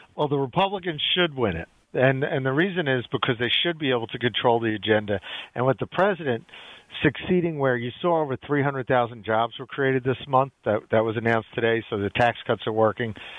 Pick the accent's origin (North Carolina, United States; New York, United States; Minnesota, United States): New York, United States; I grew up in New York